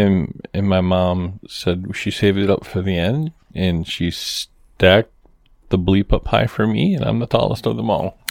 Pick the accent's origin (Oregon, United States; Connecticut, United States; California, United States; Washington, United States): Connecticut, United States; Moosup; my hometown of Mooseup, Connecticut.